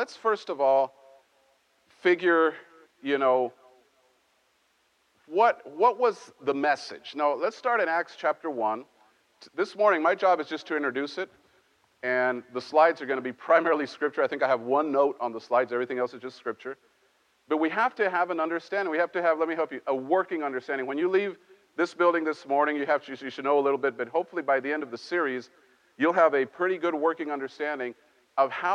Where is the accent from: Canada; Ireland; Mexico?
Mexico; moved away; I grew up in Mexico